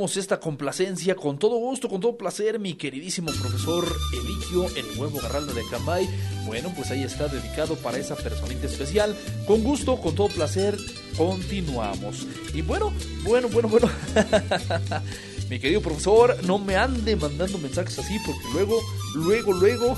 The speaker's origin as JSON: {"language": "Spanish", "country": "Mexico", "said": "somos mexicanos"}